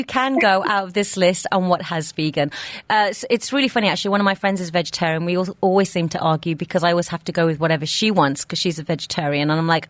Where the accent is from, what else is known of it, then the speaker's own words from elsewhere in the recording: England, United Kingdom; I grew up eating fish and chips, even though I'm Indian, grew up in England.